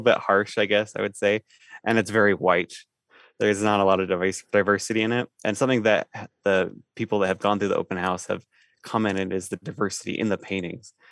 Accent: eastern Idaho, United States; I'm from, uh, eastern Idaho

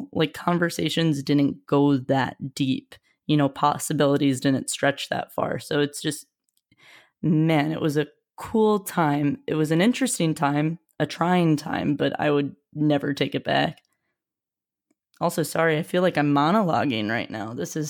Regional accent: Midwest, United States; as just a Midwesterner, you know, I felt a little more normal

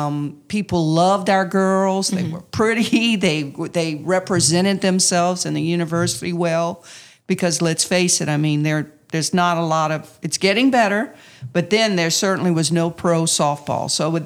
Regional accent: Louisiana, United States; And I could sell it because I'm a Cajun girl. I graduated from here.

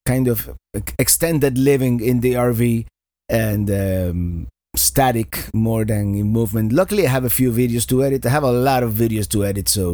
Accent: Miami, Florida, United States; my hometown, Miami, Florida

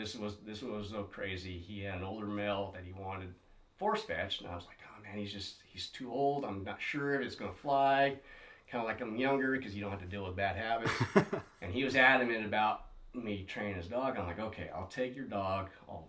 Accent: Las Vegas, Nevada, United States; Was going back to my whole waterfowl roots on growing up in Las Vegas.

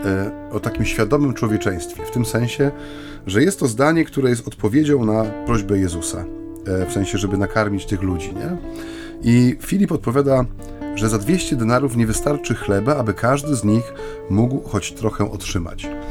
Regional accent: Silesian Voivodeship, Poland; u nas na Śląsku

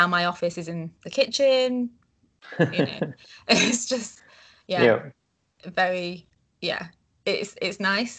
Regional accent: Leeds, Yorkshire and the Humber, United Kingdom; also born or lived in Netherlands; I'm from Yorkshire in the UK, a city called Leeds

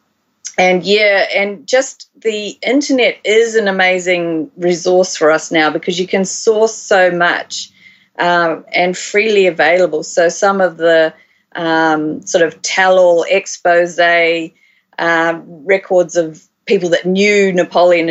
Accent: Christchurch, Canterbury, New Zealand; moved away as an adult; also born or lived in Waikato, New Zealand / Australia; I was born in Christchurch, and I did all my schooling and university mostly down there.

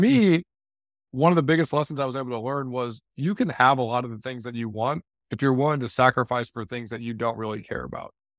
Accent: St. Louis, Missouri, United States; moved away; also born or lived in Detroit / Chicago / Miami; I grew up in Saint Louis.

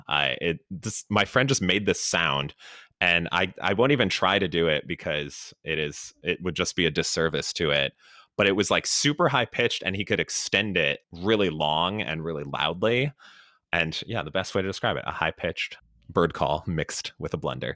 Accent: Chicago, Illinois, United States; moved away; also born or lived in Los Angeles / Miami; I grew up in Chicago, and so drove around the Windy City and all the fun Chicago suburbs

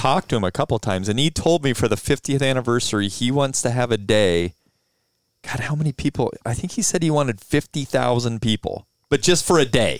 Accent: Glenwood, Iowa, United States; it could start in Glenwood. Could start in my hometown.

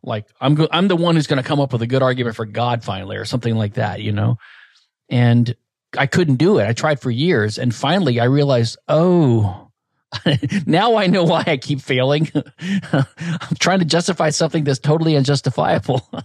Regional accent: Louisiana, United States; I was basically from Louisiana, from a, a small town, rural area

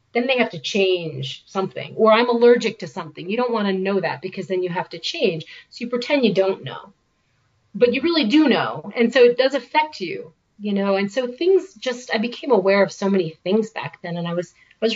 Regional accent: New York, United States; moved away as an adult; also born or lived in Boston / California; now in Oregon, United States; I grew up in New York. I went to school in Boston

